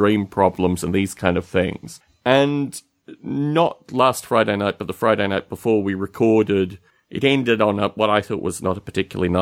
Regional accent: Australia; growing up in Australia

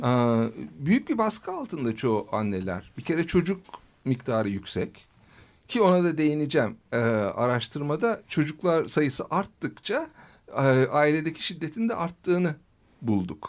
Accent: Ankara, Turkey; also born or lived in United States; Ankara doğumluyum

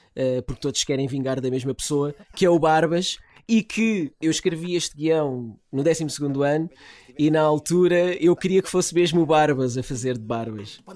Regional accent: Lisbon, Portugal; sou uma criança da picheleira

